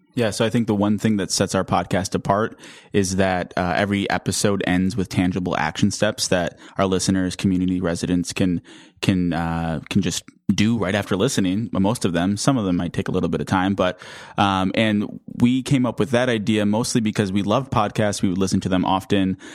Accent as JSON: {"language": "English", "town": "Racine", "region": "Wisconsin", "country": "United States", "also_born_or_lived": "Madison, Wisconsin", "moved": "as an adult", "lives_now": "Milwaukee, United States", "said": "I'm from Racine, Wisconsin"}